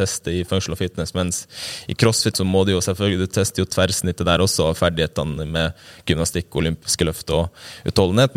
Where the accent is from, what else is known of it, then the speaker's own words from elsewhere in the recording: Øksfjord, Troms og Finnmark, Norway; kommer ja, fra ei lita bygd i uh, Kystfinnmark som heter Øksfjord